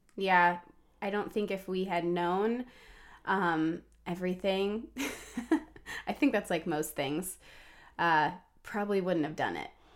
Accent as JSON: {"language": "English", "town": "Atlanta", "region": "Georgia", "country": "United States", "tie": "born or raised there", "also_born_or_lived": "Washington, D.C.", "moved": "yes", "lives_now": "Montgomery County, Maryland, United States", "said": "I grew up at the end of a cul-de-sac in the suburbs of Atlanta"}